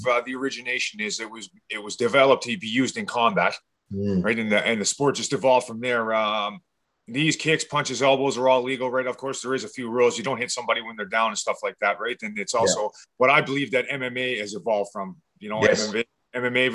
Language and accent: English; Fort McMurray, Alberta, Canada; also born or lived in Edmonton, Alberta; born and raised in Fort McMurray